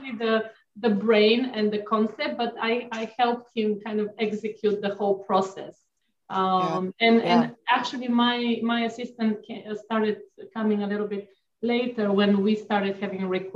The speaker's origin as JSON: {"language": "English", "country": "Bulgaria", "tie": "born or raised there", "moved": "yes", "said": "I grew up in Bulgaria"}